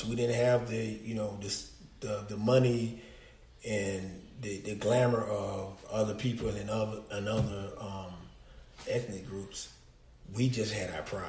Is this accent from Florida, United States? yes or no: yes; Panama City, Florida, United States; I was born in Panama City, Florida. Raised by my mother, grandparents, and aunties